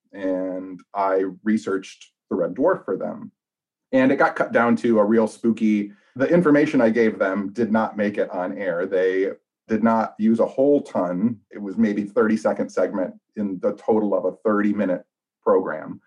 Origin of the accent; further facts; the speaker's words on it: Royal Oak, Michigan, United States; I'm born and raised in Royal Oak, which is about eleven miles outside the city of Detroit